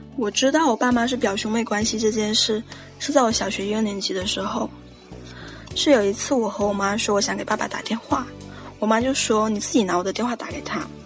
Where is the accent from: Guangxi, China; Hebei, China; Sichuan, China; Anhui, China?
Guangxi, China; 我来自广西，然后我今年十二十二岁